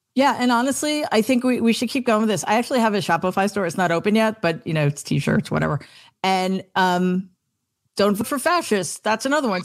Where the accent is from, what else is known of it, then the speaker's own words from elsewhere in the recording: New York, United States; I am such a New Yorker